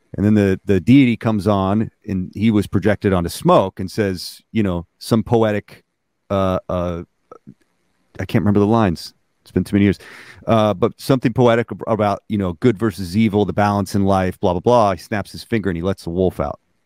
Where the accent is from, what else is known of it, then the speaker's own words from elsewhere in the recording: Alaska, United States; I, was born and raised in Alaska